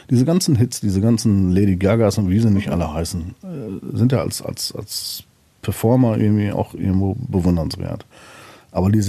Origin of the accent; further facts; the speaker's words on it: North Rhine-Westphalia, Germany; Ja, gut, da bin ich typischer Westfale, das kennst du ja auch.